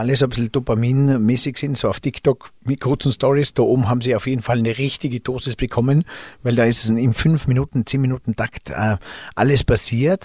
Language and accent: German; Zell am Ziller, Tyrol, Austria; für uns Einheimischen